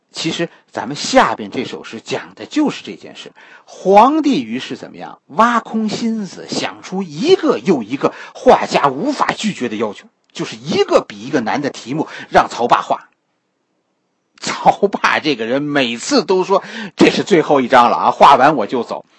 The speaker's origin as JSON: {"language": "Chinese", "country": "China", "said": "我们中国人"}